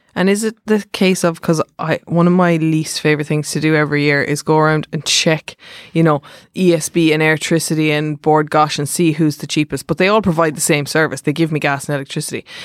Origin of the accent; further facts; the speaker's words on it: Mallow, Munster, Ireland; now in Dublin, Ireland; I'm from Mallow, so say my grave's in Mallow